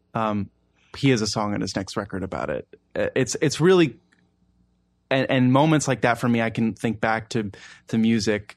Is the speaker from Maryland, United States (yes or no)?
yes; Baltimore, Maryland, United States; moved away as an adult; also born or lived in Maine; now in Washington, D.C., United States; I grew up in Baltimore